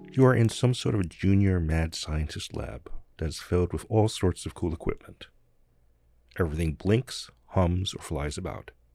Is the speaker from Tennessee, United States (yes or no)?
no; New Jersey, United States; moved away; The neighborhood I grew up in in New Jersey was mostly poor and working class